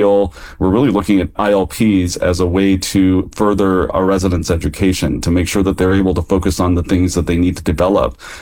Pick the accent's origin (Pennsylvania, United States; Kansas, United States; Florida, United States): Kansas, United States; now in California, United States; a guy who grew up in Kansas